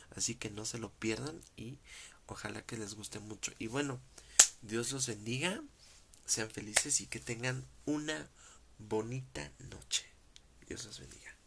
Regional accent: Mexico; como mexicano

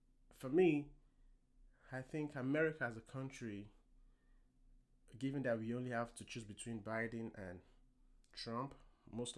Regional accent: Nigeria; now in United States; I am an African American. I was born in Nigeria

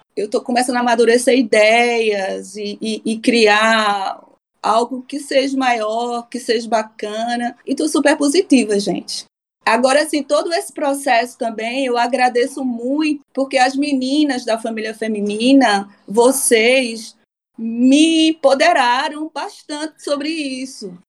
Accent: Recife, Pernambuco, Brazil; moved away as an adult; now in Stockholm, Sweden; Sou de Recife, Brasil, né? Pernambucana

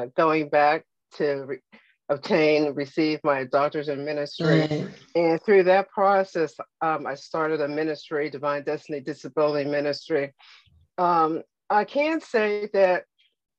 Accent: Pittsburgh, Pennsylvania, United States; moved away as an adult; now in Virginia, United States; Living and growing up in Pittsburgh, going to college

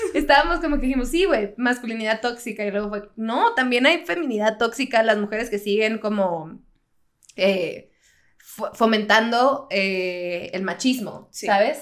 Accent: northern Mexico border, Mexico; now in United States; Yo crecí fronteriza, o sea, siempre en México, pero, pero pues bien pocha.

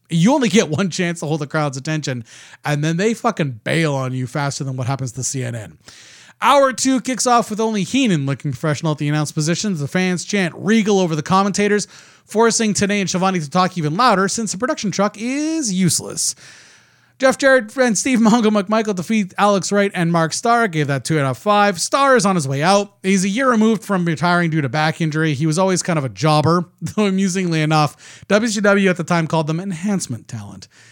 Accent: Canada; I'm Canadian

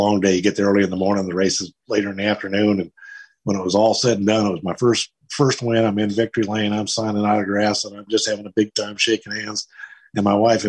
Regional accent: West Coast, United States; moved away as an adult; also born or lived in North Carolina; I was a kid from the West Coast

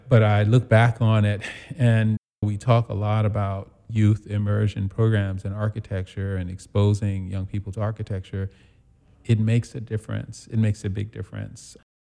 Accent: New York City, New York, United States; moved away as an adult; also born or lived in Charlottesville, Virginia / Italy / Detroit / Chicago; I was born and raised in Brooklyn

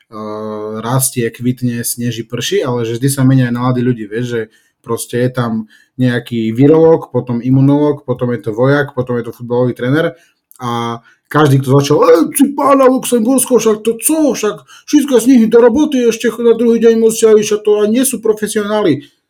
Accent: Slovakia; my sme Slováci

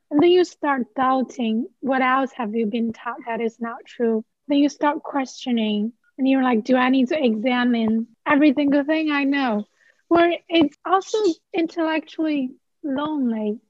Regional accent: China; first language Chinese; English is a second language; moved away as an adult; now in Tallahassee, United States; I'm from China

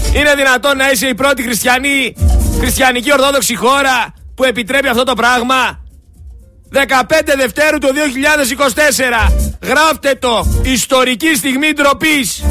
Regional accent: Thessaloniki, Central Macedonia, Greece; είμαι από τη Θεσσαλονίκη

